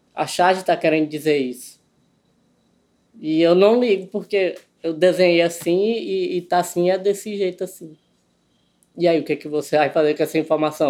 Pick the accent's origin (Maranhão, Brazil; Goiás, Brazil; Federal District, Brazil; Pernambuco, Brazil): Maranhão, Brazil; Codó; also born or lived in Buriticupu; sou natural de Codó, no Maranhão